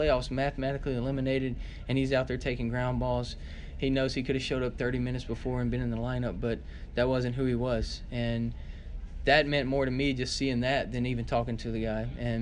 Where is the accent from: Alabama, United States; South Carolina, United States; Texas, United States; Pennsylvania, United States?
Alabama, United States; when I was growing up in Alabama